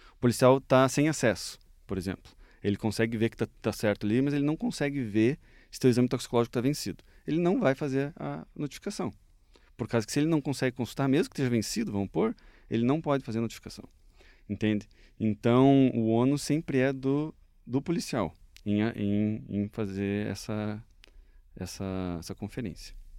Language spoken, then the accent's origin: Portuguese; Curitiba, Paraná, Brazil; also born or lived in Vilhena, Rondônia; Eu sou de Curitiba, natural daqui mesmo